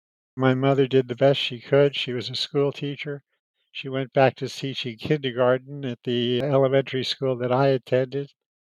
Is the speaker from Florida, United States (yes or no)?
yes; Miami Beach, Florida, United States; Well, everything was really idyllic. It's not like Miami Beach today. It was just a small town. And my father owned one of the little hotels that now is so popular in South Beach.